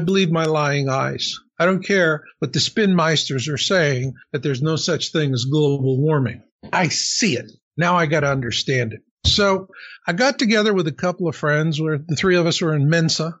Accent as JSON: {"language": "English", "region": "Arizona", "country": "United States", "tie": "born or raised there", "said": "I grew up in Arizona"}